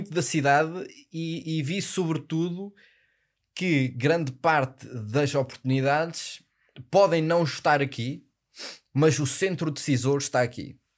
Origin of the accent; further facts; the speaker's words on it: Porto, Norte, Portugal; Mas sabes que eu sou do Porto, não é?